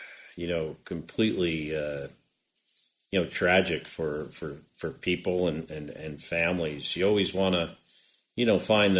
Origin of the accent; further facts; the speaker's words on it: West Orange, New Jersey, United States; Born in Orange, lived in West Orange